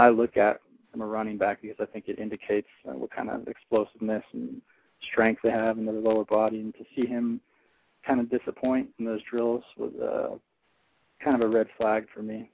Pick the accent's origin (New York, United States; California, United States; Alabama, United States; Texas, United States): California, United States; I'm a West Coast guy. I grew up in California